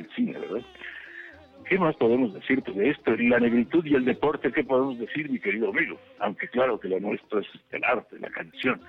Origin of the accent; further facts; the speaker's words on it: Yucatán, Mexico; en Yucatán, en mi Yucatán